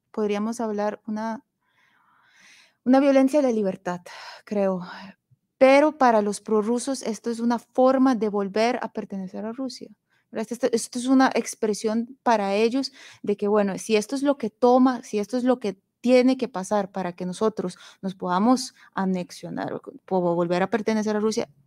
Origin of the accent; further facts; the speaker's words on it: Ukraine; Que nosotros como, eh, como ucranianos eh, y, los prorrusos por otra parte